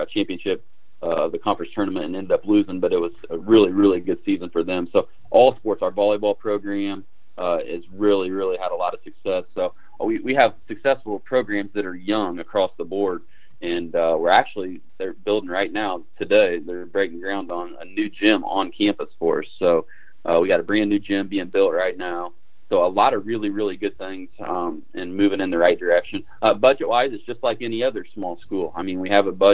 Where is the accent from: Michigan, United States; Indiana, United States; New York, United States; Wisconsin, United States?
Indiana, United States; moved away as an adult; growing up in Indiana, being away for 20 years, being back now